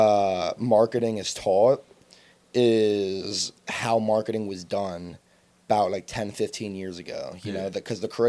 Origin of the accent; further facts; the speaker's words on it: United States; I grew up in Westchester